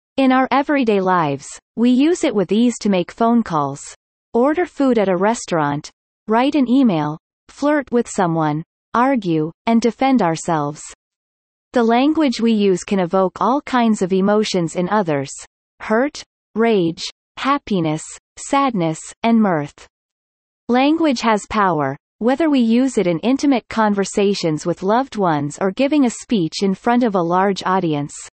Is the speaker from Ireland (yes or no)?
no; Dubai, United Arab Emirates; first language English; moved away; also born or lived in United States; Though I didn't grow up in India, I was born and raised in Dubai